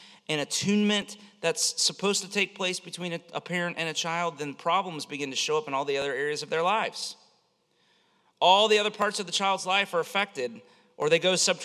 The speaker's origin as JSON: {"language": "English", "region": "Florida", "country": "United States", "tie": "born or raised there", "said": "I grew up in Florida"}